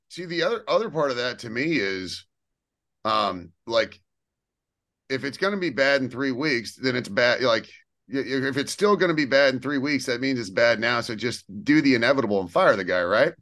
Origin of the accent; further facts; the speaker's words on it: United States; as an American sports fan